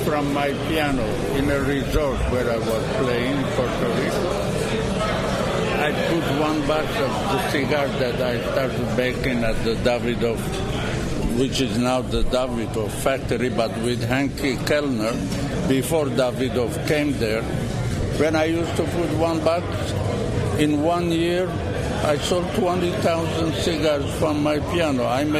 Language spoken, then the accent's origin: English; Lebanon; moved away; being born in Lebanon, my parents were Armenian.